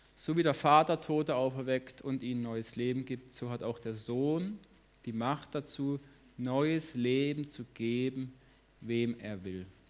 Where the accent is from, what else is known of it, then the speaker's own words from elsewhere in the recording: Lörrach, Baden-Württemberg, Germany; now in Hagen, Germany; Ich komme auch aus Lörrach, ich wohne in Hagen